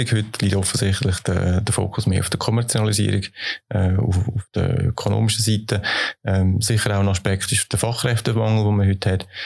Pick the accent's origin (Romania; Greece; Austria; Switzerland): Switzerland; Ich bin ein optimistischer Mensch und ich äh, glaube daran, dass wir das als Schweizer werden schaffen